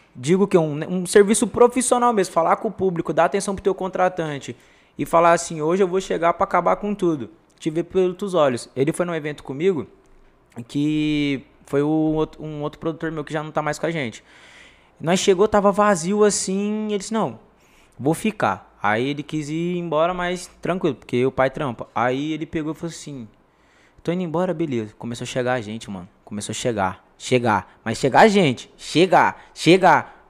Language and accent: Portuguese; Nova Granada, São Paulo, Brazil; also born or lived in São José do Rio Preto; Na minha quebrada em Nova Granada